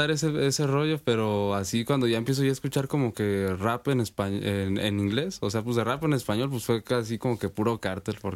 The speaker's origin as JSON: {"language": "Spanish", "town": "Morelia", "region": "Michoacán", "country": "Mexico", "tie": "born or raised there", "said": "Sí, soy de aquí de Morelia, he nacido aquí toda mi vida."}